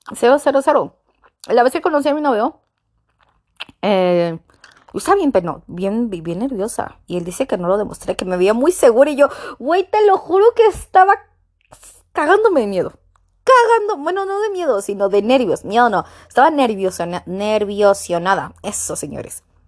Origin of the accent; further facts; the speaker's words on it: Mexico; yo soy mexicana